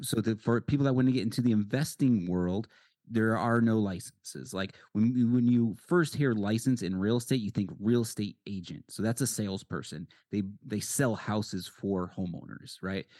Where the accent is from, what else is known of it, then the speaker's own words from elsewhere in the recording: Connecticut, United States; now in Arizona, United States; I'm from Connecticut